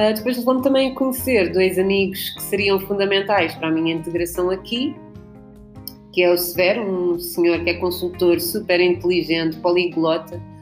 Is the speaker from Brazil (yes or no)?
no; Lisbon, Portugal; also born or lived in Guinea-Bissau; eu já nasci em Lisboa em 1988